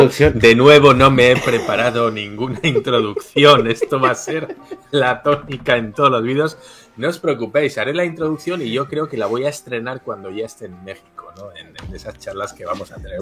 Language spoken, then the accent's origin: Spanish; Basque Country, Spain; Yo soy del País Vasco, que está en el norte de España, en frontera con Francia.